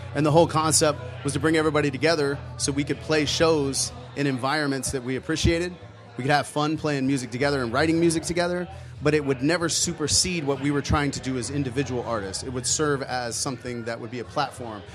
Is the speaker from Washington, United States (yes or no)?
no; St. Augustine Beach, Florida, United States; now in Tampa, United States; I grew up in St. Augustine Beach